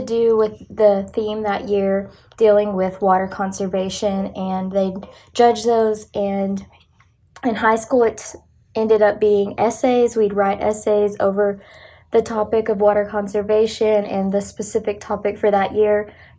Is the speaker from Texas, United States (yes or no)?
yes; West Texas, United States; being born and raised in West Texas